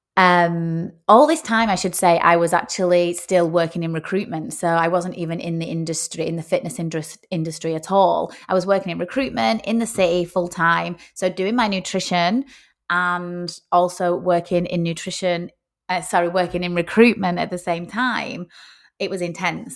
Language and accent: English; Rochdale, North West England, United Kingdom; moved away as an adult; also born or lived in Oyster Bay, Sutherland Shire, Australia; now in Sutherland Shire, Australia; I am, uh, from a very small town called Rochdale, which is in the north of England.